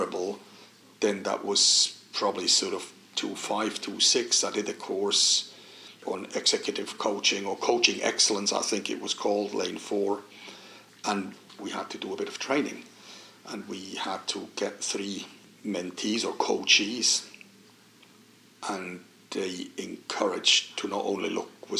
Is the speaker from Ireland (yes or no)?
no; Switzerland; English is a second language; moved away as an adult; We grew up on Swiss rivers, Swiss Alps